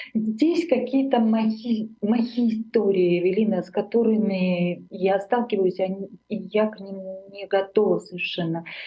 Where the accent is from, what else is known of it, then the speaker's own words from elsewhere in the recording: Armenia; moved away as an adult; now in Germany; я из Армении